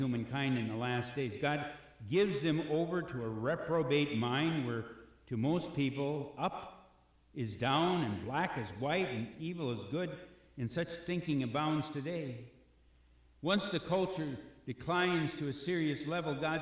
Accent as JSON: {"language": "English", "town": "Robbinsdale", "region": "Minnesota", "country": "United States", "tie": "born or raised there", "said": "Robbinsdale's my hometown"}